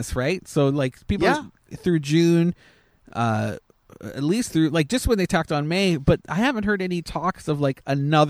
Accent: Canada; I was thinking maybe it was because I'm Canadian.

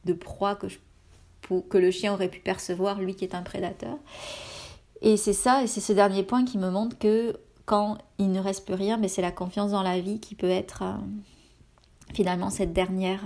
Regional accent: France; moved away as an adult; now in Canada

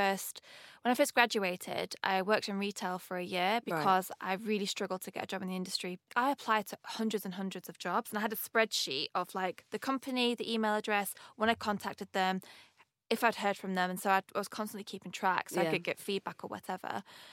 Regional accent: Manchester, North West England, United Kingdom; accent: northern; And my accent, I've got it's kind of mellowed out a little bit, but I'm from up north, Manchester.

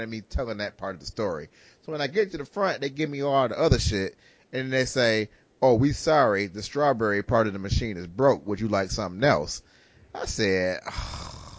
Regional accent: Detroit, Michigan, United States; we grew up in Detroit

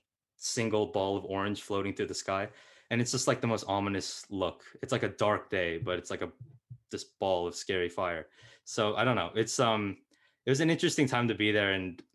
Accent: California, United States; moved away as an adult; also born or lived in Canada; as a Californian

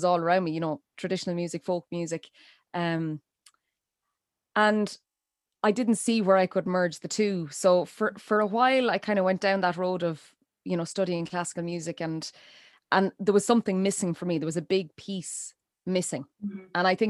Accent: Portumna, Connacht, Ireland; now in Feakle, Ireland; I'm originally from Galway, from Portumna in East Galway. I'm now living in just outside Feakle in East Clare. And I suppose in the 41 years of going from Portumna all the way to in East Galway to East Clare

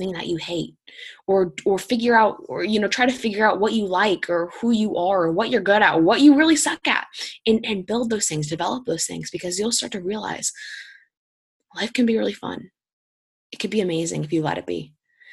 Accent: Indiana, United States; I'm from Indiana

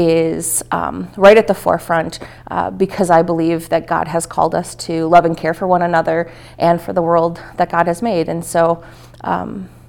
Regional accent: Milwaukee, Wisconsin, United States; moved away as an adult; I was born and raised in Milwaukee most of my life

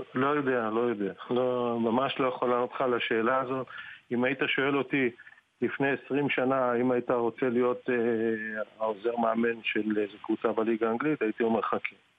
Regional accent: Israel; moved away as an adult; now in England; אני באתי מהארץ, אני אוהב את הארץ, היו לי שנים אדירות בארץ

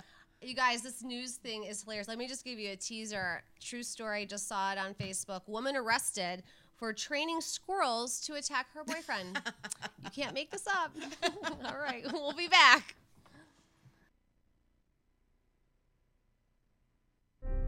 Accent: Michigan, United States; my home state of Michigan

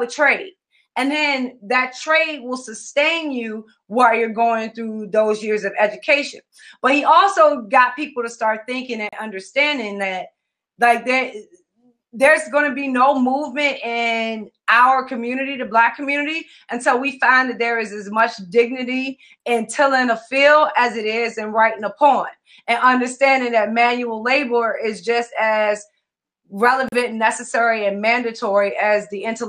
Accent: Richmond, Virginia, United States; I was born in one in Richmond, Virginia

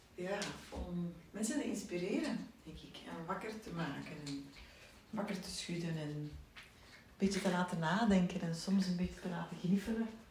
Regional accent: Sterrebeek, Flanders, Belgium; also born or lived in Leuven; ik ben opgegroeid in Sterbeek. Een klein dorp bij Zaventem

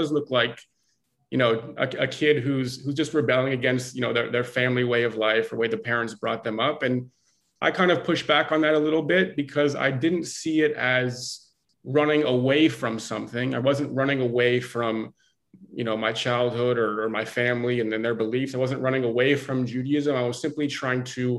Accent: Blue Ash, Ohio, United States; growing up in Cincinnati, Ohio, actually a northern suburb of Cincinnati called Blue Ash

